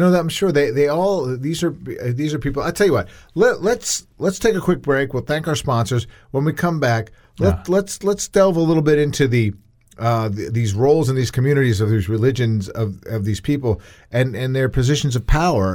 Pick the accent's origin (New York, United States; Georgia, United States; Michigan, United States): New York, United States; a kid growing up in New York